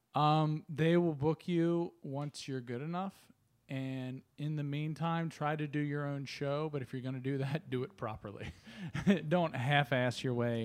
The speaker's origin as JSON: {"language": "English", "region": "Northern Kentucky", "country": "United States", "tie": "born or raised there", "also_born_or_lived": "Chicago", "moved": "as an adult", "said": "I grew up in Northern Kentucky"}